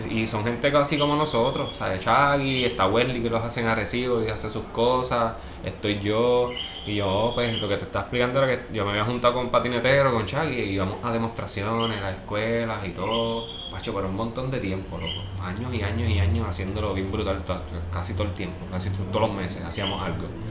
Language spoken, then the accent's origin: Spanish; Ponce, Puerto Rico; moved away as an adult; also born or lived in Río Piedras, San Juan; now in San Juan, Puerto Rico; Ponce toda mi vida y ahora pues soy sanjuanero.